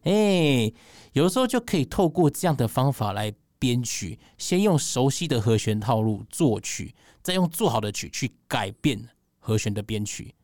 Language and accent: Chinese; Taipei, Taiwan; 我是台北人